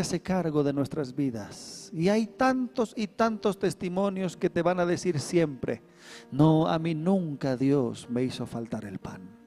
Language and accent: Spanish; Bolivia; somos bolivianos, ¿no? los bolivianitos somos